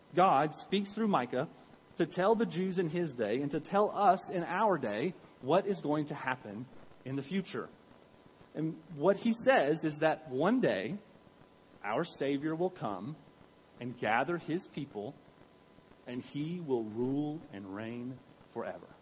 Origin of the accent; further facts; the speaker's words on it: Richmond, Kentucky, United States; I'm from Richmond, Kentucky, not from Richmond, Virginia